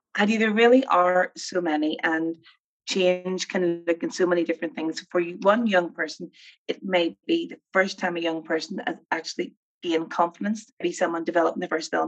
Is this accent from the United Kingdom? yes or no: yes; Armagh, Northern Ireland, United Kingdom; as you can tell from my accent, I'm from Northern Ireland. I grew up in a place called Armagh